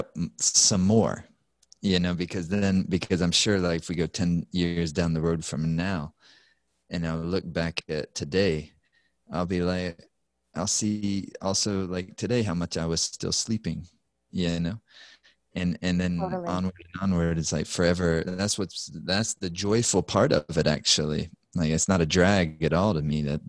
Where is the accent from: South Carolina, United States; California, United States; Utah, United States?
South Carolina, United States; I grew up in South Carolina